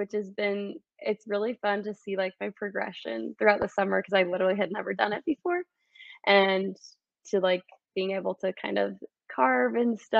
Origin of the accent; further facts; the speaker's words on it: California, United States; also born or lived in Michigan / Arizona; And then I claim California is where I'm from. I lived there for like middle school and high school years